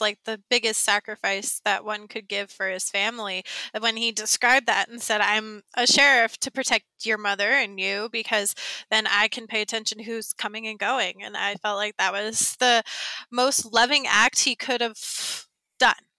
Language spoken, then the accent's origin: English; the South, United States; I grew up in the South and in a very white area in the South